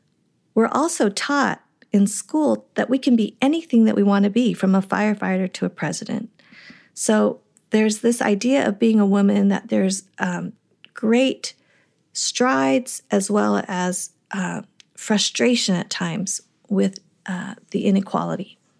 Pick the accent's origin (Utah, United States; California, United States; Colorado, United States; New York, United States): Colorado, United States; Boulder; also born or lived in Madison, Wisconsin; So my dad's first teaching assignment was in Boulder, Colorado. So that's where I grew up. I have no memory of Wisconsin